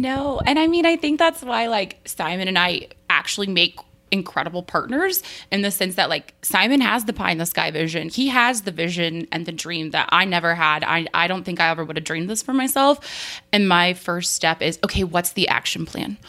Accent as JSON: {"language": "English", "region": "New Mexico", "country": "United States", "tie": "born or raised there", "moved": "yes", "said": "I grew up in New Mexico where, where basements really aren't a thing"}